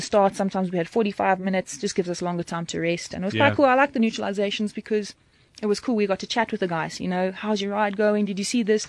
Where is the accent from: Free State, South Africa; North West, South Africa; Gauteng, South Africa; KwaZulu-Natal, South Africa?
KwaZulu-Natal, South Africa; Durban; I'm from Durban